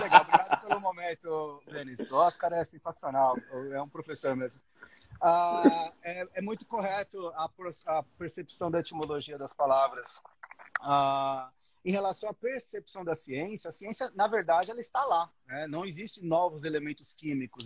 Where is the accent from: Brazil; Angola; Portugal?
Brazil; São Paulo; moved away as an adult; now in Australia; Eu sou de São Paulo, moro na Austrália há nove anos